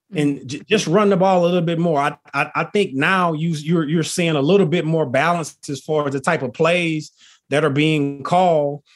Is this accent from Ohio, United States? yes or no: no; Texas, United States; also born or lived in Philadelphia / Notre Dame, Indiana; I'm originally from Texas, you know, country boy at heart. I live here in Texas currently